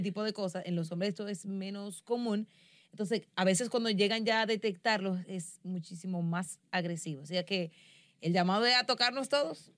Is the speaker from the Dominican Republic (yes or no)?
yes; Dominican Republic